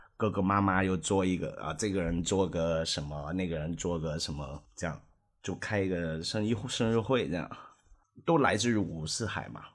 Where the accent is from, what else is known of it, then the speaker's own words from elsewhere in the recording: Hong Kong; moved away as an adult; also born or lived in Beijing; now in Shanghai, China; 我当然是土生土长的香港长大的人，但是我们的父母辈都不是